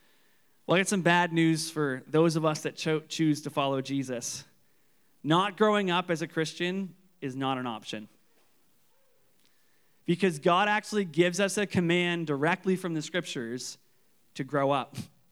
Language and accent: English; Canso, Nova Scotia, Canada; I remember when I grew up in Canso, and my family grew up on this island called Durrell's Island.